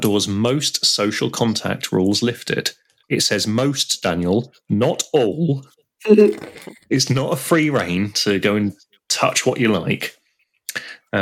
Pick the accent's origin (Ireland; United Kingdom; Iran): United Kingdom; We've decided we're British